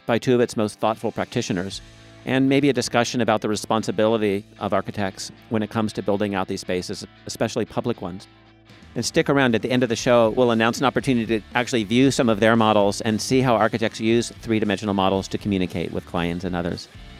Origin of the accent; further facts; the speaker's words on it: Tacoma, Washington, United States; It's where I grew up, too.